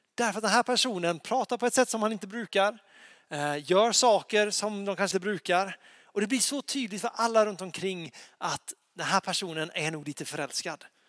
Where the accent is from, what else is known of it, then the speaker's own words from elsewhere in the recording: Lysekil, Västra Götaland, Sweden; moved away; jag bodde hemma i Lysekil då